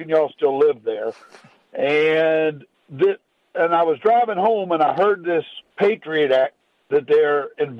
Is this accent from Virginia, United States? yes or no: yes; Virginia, United States; now in Arkansas, United States; I will be 60 years old on Friday, and I was raised in Virginia and went to school in Virginia